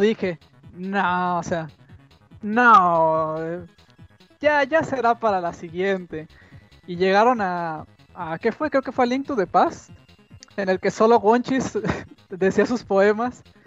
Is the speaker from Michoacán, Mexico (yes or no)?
yes; Michoacán, Mexico; De México o Michoacán